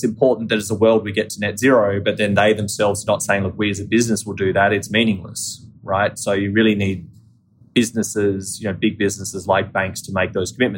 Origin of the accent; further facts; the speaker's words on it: Australia; accent: Australian; moved away as an adult; now in United States; I'm Australian, right? As some of your listeners may be able to tell from my accent, but I've lived in the US for 12 years